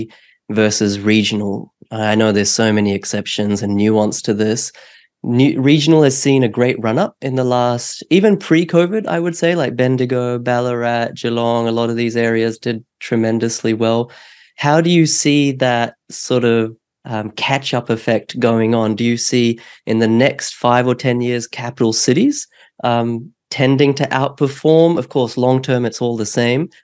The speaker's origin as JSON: {"language": "English", "country": "New Zealand", "tie": "born or raised there", "moved": "yes", "lives_now": "Australia", "said": "in New Zealand where I grew up"}